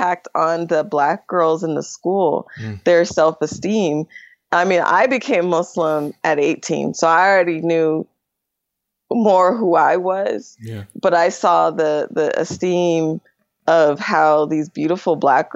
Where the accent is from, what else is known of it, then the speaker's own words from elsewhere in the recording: United States; I was American